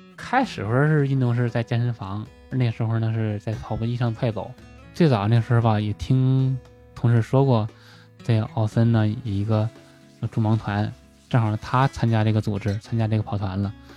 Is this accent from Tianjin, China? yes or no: yes; Tianjin, China; moved away; also born or lived in Beijing; 我家是天津的嘛，因为在农村父母嘛